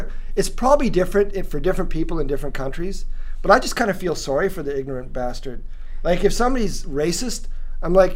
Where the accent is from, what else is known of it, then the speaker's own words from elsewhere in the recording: Lethbridge, Alberta, Canada; moved away as an adult; also born or lived in Edmonton, Alberta; now in Singapore; I grew up in Lethbridge, Alberta